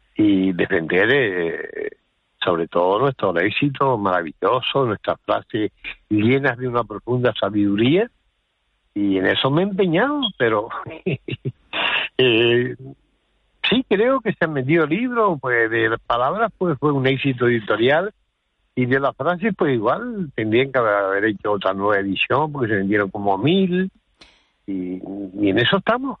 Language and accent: Spanish; Canary Islands, Spain; accent: Canarian; Nuestro acento